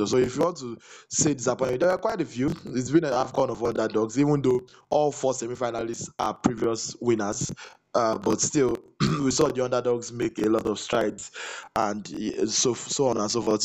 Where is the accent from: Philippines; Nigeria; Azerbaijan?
Nigeria; I'm Nigerian